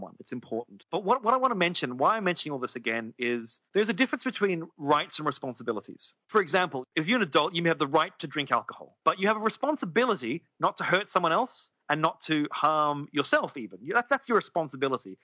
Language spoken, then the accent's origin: English; Australia; I'm an Australian.